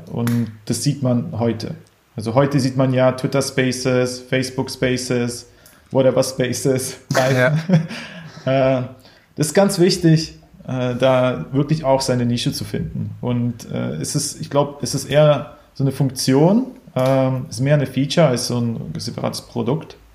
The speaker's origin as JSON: {"language": "German", "country": "Ukraine", "moved": "yes", "lives_now": "Berlin, Germany", "said": "ursprünglich aus der Ukraine, in, nach Deutschland gezogen, in, ich glaube, 98, hier ein bisschen aufgewachsen, hin und her geflogen äh, ziemlich wilde Zeit und äh, war dann aber am Ende in Berlin."}